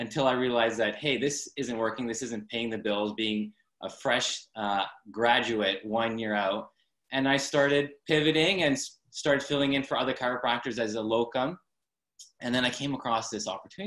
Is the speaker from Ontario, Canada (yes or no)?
no; Abbotsford, British Columbia, Canada; I'm from Abbotsford, BC, up in Canada